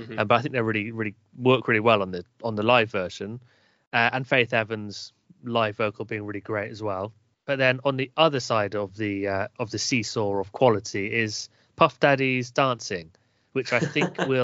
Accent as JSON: {"language": "English", "area": "Northwest Wiltshire", "region": "South West England", "country": "United Kingdom", "accent": "Northwest Wiltshire", "said": "my Northwest Wiltshire accent"}